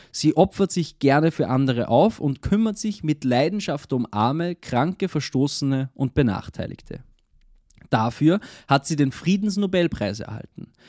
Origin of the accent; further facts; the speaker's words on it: Austria; bei uns in Österreich ist und es umgangssprachlich oft so, dass man sagt, es macht etwas Sinn oder oder der, das Monat